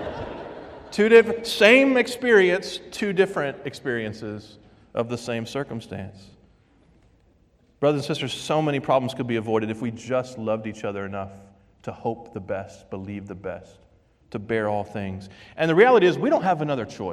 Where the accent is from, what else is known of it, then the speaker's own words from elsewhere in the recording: the South, United States; moved away as an adult; now in Vermont, United States; I'm from the South